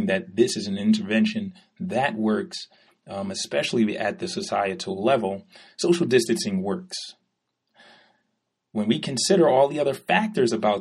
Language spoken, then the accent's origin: English; New York City, New York, United States; I'm from New York.